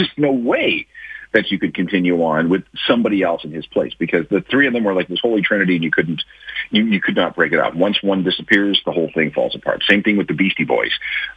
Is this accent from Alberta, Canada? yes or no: no; Winnipeg, Manitoba, Canada; I remember growing up in Winnipeg